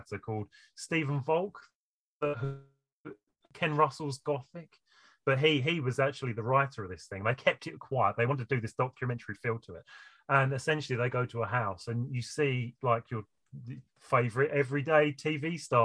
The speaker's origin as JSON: {"language": "English", "country": "United Kingdom", "said": "as a British person"}